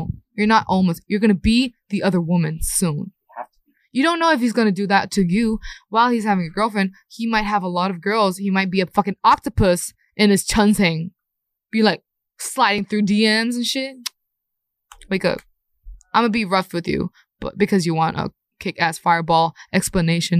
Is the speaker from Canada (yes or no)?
no; Thailand; now in South Korea; I would call Korea my second hometown because I have more memories when I was young in Thailand